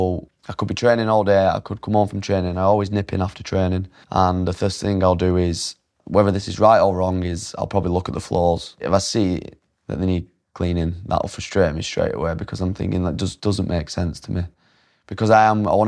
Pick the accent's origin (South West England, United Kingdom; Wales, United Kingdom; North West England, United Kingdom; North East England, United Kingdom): North West England, United Kingdom; Oldham; born or raised there